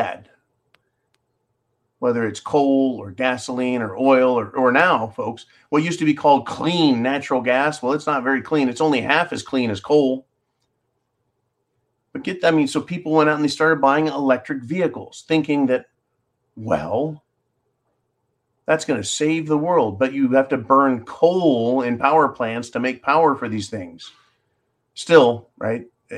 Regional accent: United States; I'm an American

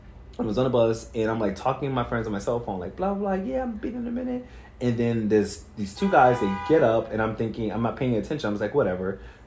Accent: New York City, New York, United States; I grew up in Brooklyn.

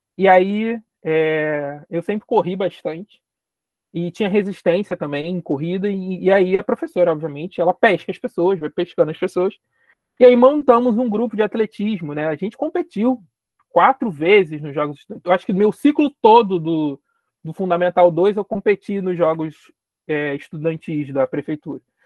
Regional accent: Rio de Janeiro, Brazil; eu sou periférico da cidade do Rio de Janeiro, então sou carioca, carioca de nascença, moro na periferia do Rio de Janeiro

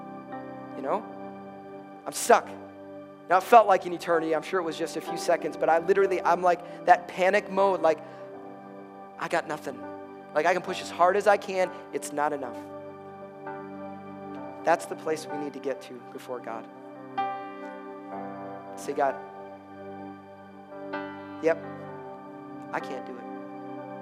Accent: Chicago, Illinois, United States; I'm from Chicago

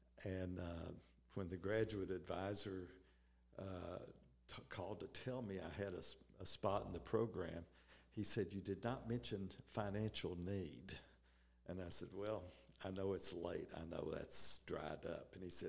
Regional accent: Southern United States, United States; But being a Southerner, I wanted to come back where it was warm, and that's how we got to Reisland Foods.

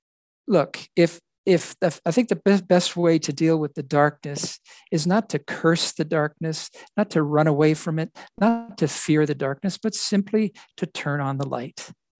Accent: Bali, Indonesia; My background growing up in Indonesia made me aware of things on the island of Bali, which is called the Island of the Gods. That's where mm-hmm. I was brought up

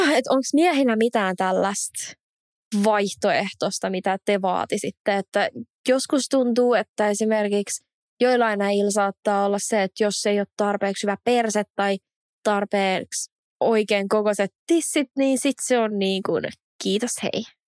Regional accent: Espoo, Uusimaa, Finland; mä oon Espoosta

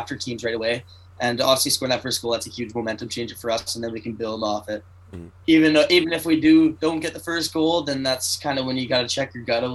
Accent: Alberta, Canada; moved away; from Woodminster, Alberta, Canada

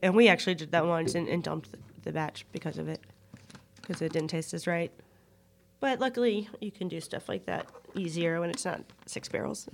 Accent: United States; I'm American

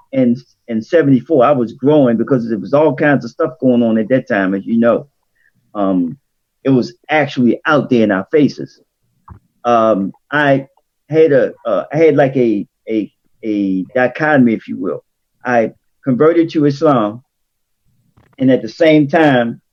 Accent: Baltimore, Maryland, United States; I grew up in Somerset Projects in East Baltimore

